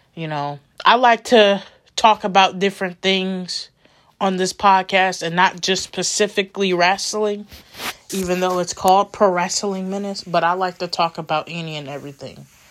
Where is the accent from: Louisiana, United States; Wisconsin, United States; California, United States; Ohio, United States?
Wisconsin, United States; Milwaukee; I'm coming back to my hometown, Milwaukee